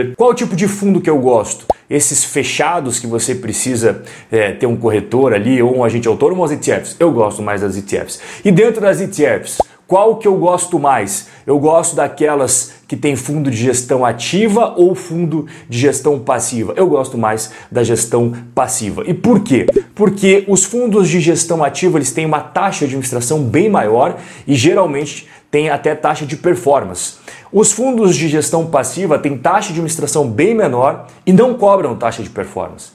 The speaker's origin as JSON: {"language": "Portuguese", "country": "Brazil", "said": "nós somos brasileiros"}